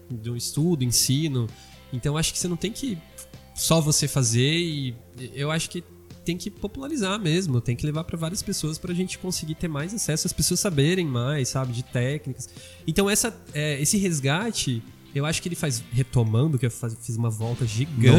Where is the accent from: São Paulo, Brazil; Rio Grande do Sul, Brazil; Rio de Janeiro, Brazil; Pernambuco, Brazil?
São Paulo, Brazil; São José do Rio Preto; A gente é de Rio Preto